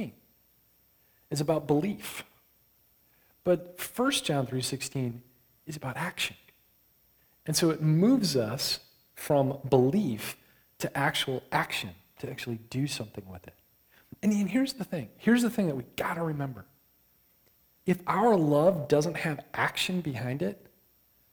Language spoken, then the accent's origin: English; Michigan, United States; I grew up in Michigan